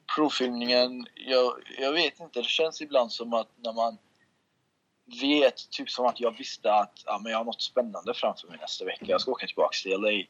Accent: Sweden; moved away as an adult; also born or lived in Russia / Kurdistan; now in Los Angeles, United States; jag är uppvuxen i Sverige, det är jag. Men lite uppvuxen i Ryssland var jag också

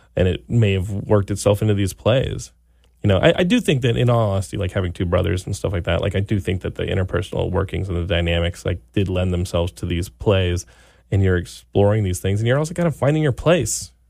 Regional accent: Texas, United States; I grew up in Texas

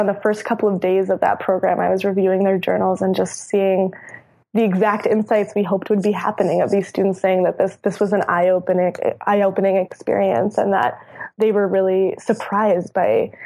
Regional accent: Minneapolis-St. Paul, Minnesota, United States; I was raised in the Twin Cities

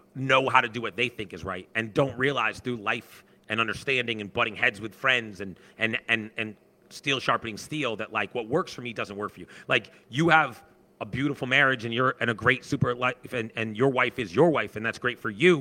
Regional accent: Sharon, United States; I grew up in Sharon

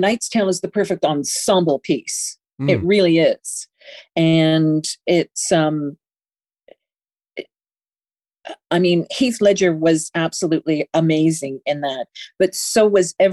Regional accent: Canada; in being Canadian, we don't get the same types of sort of history classes that America gets

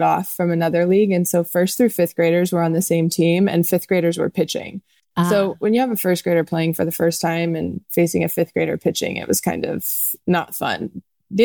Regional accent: Texas, United States; growing up in Texas

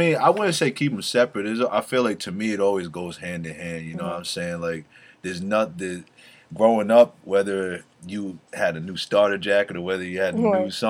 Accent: East Coast, United States; I grew up on the East Coast

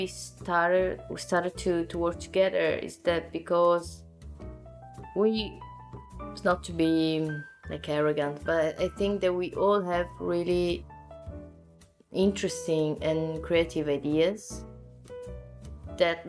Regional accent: Naples, Campania, Italy; English is a second language; also born or lived in Zurich; now in Milan, Italy; I come from Naples, as I said, and in my city, you can really feel still a real and old tradition

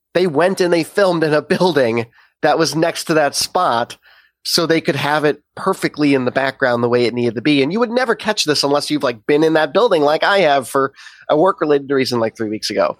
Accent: Chicago, Illinois, United States; as a Chicagoan

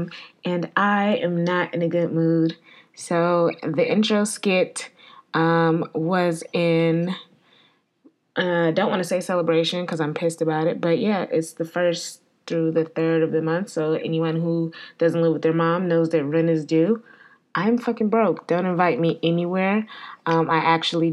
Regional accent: Connecticut, United States; now in Atlanta, United States; I grew up in Connecticut.

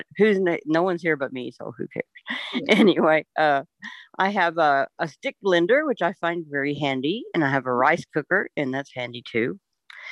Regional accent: Texas, United States; moved away as an adult; now in Oklahoma, United States; I'm in Oklahoma, but I'm from Texas

